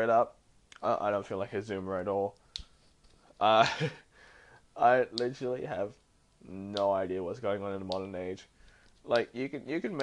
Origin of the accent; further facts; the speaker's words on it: Australia; I'm an Asian who was born in Australia, and like I've had my difficulties growing up in Australia